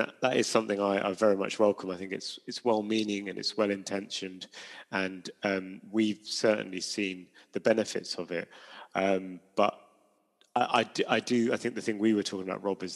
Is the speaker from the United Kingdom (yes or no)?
yes; London, United Kingdom; I grew up in London